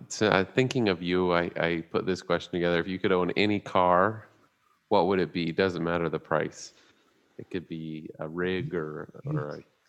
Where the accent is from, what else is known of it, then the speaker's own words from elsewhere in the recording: San Bernardino, California, United States; All right, my hometown, born and raised.